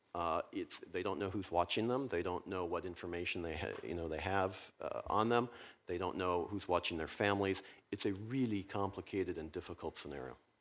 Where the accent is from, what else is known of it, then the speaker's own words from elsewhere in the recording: Virginia, United States; my home state of Virginia